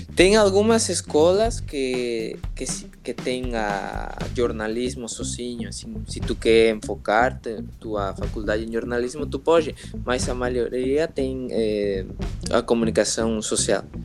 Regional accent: Mexico City, Mexico; Portuguese is a second language; now in Cancún, Mexico; eu sou da Cidade do México, nasci na Cidade do México, eu moro em Cancún há uns 16 anos

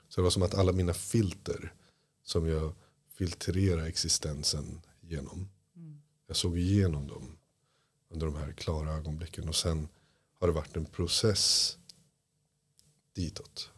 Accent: Iran; now in Sweden; Jag är flykting från Iran på grund av islam

